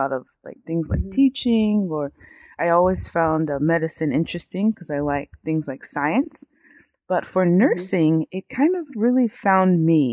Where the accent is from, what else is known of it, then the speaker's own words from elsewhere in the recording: United States; I was raised in the U.S. I'm first generation American. So my entire family is from Nigeria.